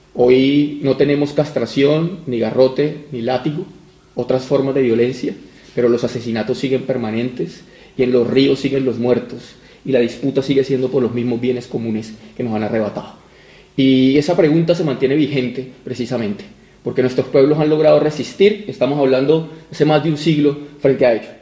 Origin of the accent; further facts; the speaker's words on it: Huila, Colombia; vengo del departamento del Huila